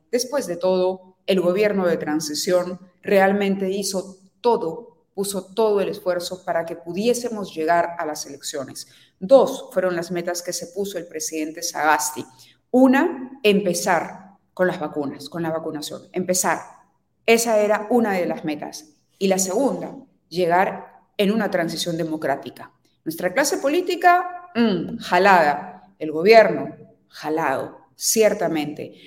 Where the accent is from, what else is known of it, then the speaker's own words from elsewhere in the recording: Peru; No nos representan como peruanos